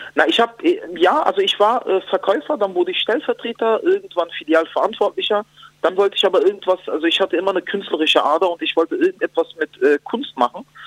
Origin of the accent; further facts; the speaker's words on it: Berlin, Germany; also born or lived in Spandau, Berlin; Also ich bin im Wedding groß geworden